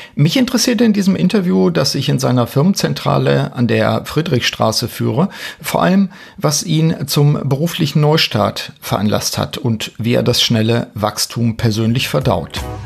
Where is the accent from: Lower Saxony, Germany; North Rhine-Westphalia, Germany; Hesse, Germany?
Lower Saxony, Germany; Osnabrück; in Osnabrück, meiner Heimatstadt